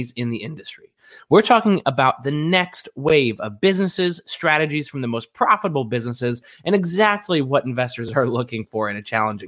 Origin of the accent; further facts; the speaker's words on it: Kentucky, United States; the bluegrass state and my home state